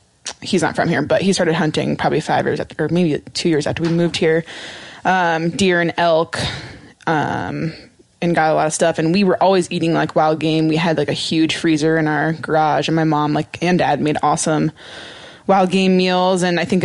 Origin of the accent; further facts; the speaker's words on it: Montana, United States; I grew up in Montana